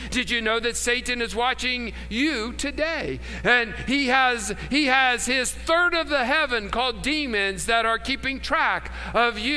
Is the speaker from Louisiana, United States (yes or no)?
no; West Virginia, United States; But it all goes back to when I was a boy growing up in West Virginia.